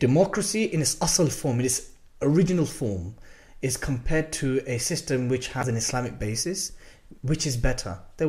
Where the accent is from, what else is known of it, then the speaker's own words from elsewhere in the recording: United Kingdom; we are British